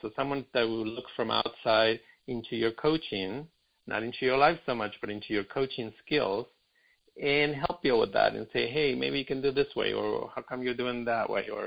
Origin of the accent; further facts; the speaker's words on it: Argentina; now in Los Angeles, United States; I'm in Brazil, but I live in L.A. I'm from Argentina originally